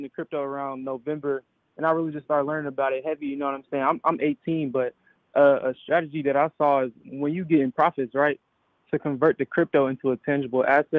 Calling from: Atlanta, Georgia, United States; I'm calling from Atlanta, Georgia.

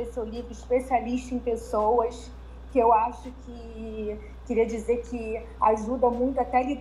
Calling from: Niterói, Rio de Janeiro, Brazil

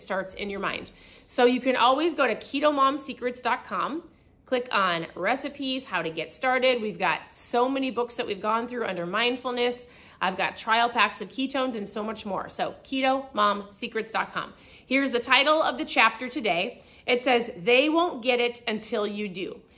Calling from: Cancun, Quintana Roo, Mexico

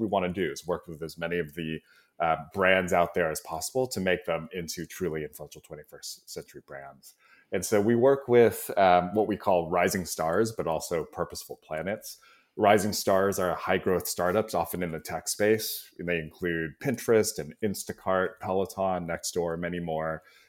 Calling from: San Francisco, California, United States; I'm in San Francisco Bay Area, so enjoying a nice 70-degree day here in the Bay Area.

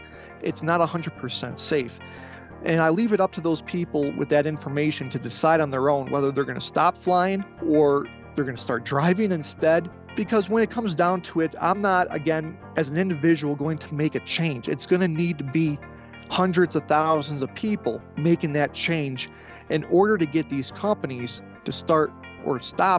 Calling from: the West, United States; Well, I'm on the western part of the U.S. right now.

